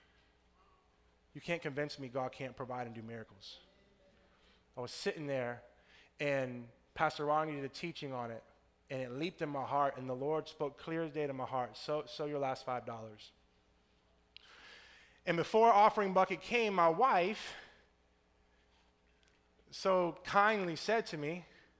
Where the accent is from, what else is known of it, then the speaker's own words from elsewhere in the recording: Tampa, Florida, United States; I'm from Tampa